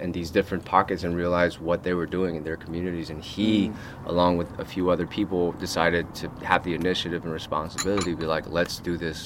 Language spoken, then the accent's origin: English; Los Angeles, California, United States; growing up in Koreatown, born and raised there